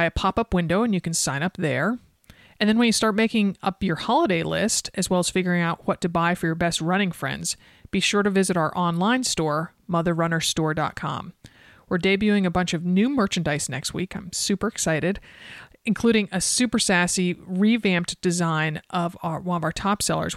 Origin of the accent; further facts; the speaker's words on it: Stamford, Connecticut, United States; my hometown of Stamford, Connecticut